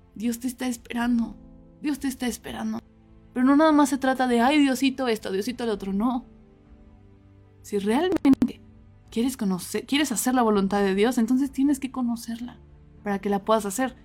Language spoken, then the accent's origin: Spanish; Mexico City, Mexico; now in Cuernavaca, Mexico; yo no soy de aquí de Cuernavaca, yo soy de la Ciudad de México